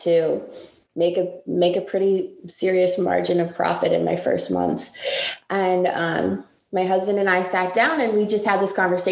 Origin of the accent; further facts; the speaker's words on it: Massachusetts, United States; now in Washington, D.C., United States; I grew up in Massachusetts from a Jewish family